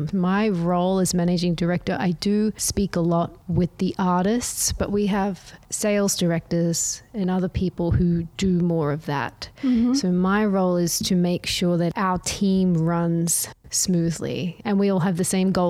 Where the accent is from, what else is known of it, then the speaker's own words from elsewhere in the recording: Brisbane, Queensland, Australia; I grew up in Australia. Mm-hmm. I studied art history in Brisbane at the University of Queensland. Brisbane is my hometown